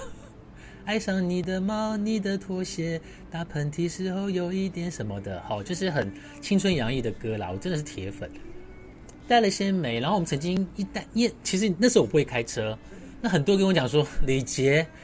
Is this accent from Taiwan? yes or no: yes; Taipei, Taipei City, Taiwan; also born or lived in Nanfang'ao, Su'ao, Yilan County, Taiwan; 把我接回来台北，在小学三年级的下学期。小学下学，小， 小学下学期，三年级下学期的时候，我被转回来台北。那时候因为我住在五星街，然后我的学，国小在三星国小，大家知道，就是基隆路啊，那个三星国小